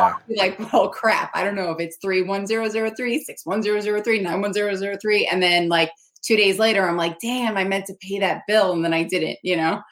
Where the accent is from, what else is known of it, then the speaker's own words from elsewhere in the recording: New York City, New York, United States; as a New Yorker